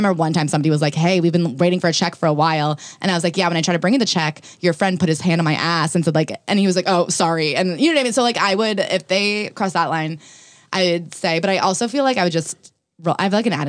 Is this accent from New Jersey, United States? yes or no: yes; New Jersey, United States; I'm from New Jersey.